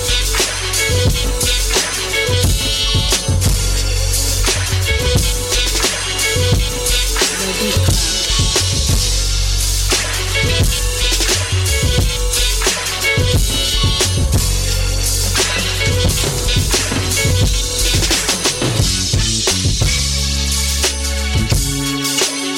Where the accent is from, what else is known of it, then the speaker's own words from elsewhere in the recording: Boston, Massachusetts, United States; I'm from Mattapan 2